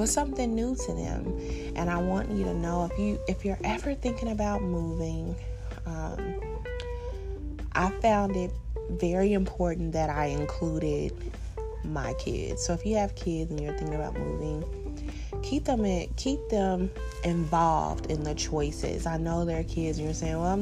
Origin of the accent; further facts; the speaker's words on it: Indiana, United States; moved away as an adult; now in Arizona, United States; I'm from Indiana. And I decided that I was just going to up and move to Arizona